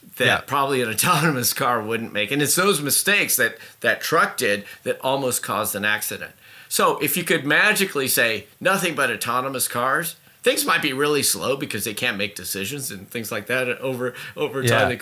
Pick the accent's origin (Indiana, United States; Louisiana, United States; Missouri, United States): Indiana, United States; Indianapolis; moved away; also born or lived in Boston; I grew up in Indianapolis in the Midwest, and then I moved to Boston